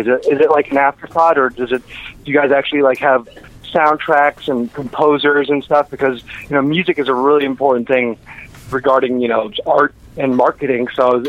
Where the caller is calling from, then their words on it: Orlando, Florida, United States; I'm from Orlando.